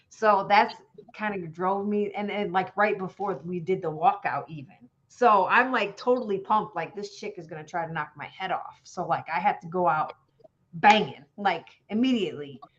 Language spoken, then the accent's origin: English; Somonauk, Illinois, United States; also born or lived in Fairview, Illinois; Okay, so I was born and raised in Fairview, Illinois. I mean, that's where I was born. I wasn't raised there, I should say.